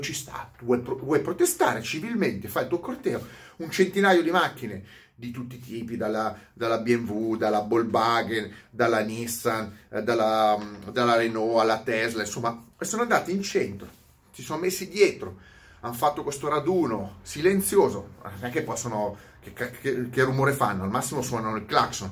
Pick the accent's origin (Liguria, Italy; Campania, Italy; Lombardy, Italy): Lombardy, Italy; Milan; sono milanese